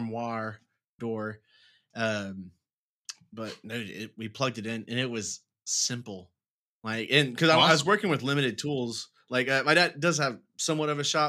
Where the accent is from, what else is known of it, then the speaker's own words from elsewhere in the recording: Dallas, Texas, United States; also born or lived in Wichita Falls, Texas; I'm from Dallas